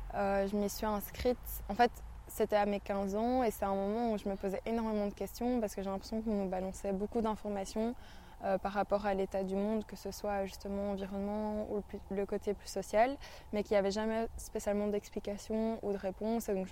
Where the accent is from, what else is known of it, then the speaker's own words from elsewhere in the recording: Brussels, Brussels-Capital Region, Belgium; je suis bruxelloise